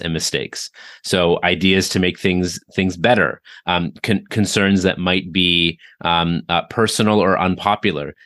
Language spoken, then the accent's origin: English; Toronto, Ontario, Canada; I grew up in Toronto, Canada